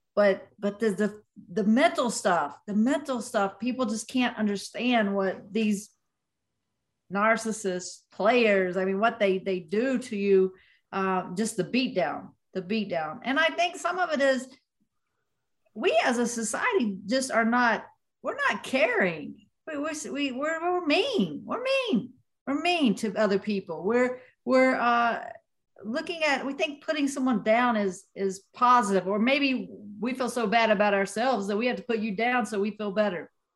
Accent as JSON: {"language": "English", "region": "West Virginia", "country": "United States", "tie": "born or raised there", "moved": "yes", "said": "my hometown boxing gym in West Virginia."}